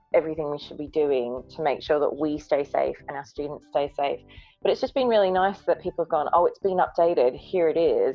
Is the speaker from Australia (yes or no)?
yes; Brisbane, Queensland, Australia; moved away; I'm from Brisbane, where winter is actually warmer than our summer sometimes.